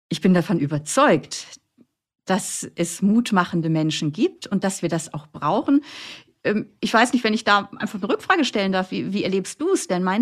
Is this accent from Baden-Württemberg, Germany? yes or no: no; Flensburg, Schleswig-Holstein, Germany; Ich komme aus Flensburg, das heißt, ich habe da am Hamburger Hauptbahnhof erstmal eine Stunde alleine um neun Uhr äh, da äh, gewartet